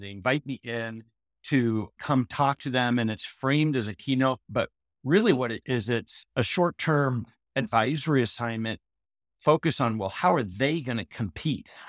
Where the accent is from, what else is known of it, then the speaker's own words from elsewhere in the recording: Portland, Oregon, United States; I grew up in Portland, Oregon, Southwest Portland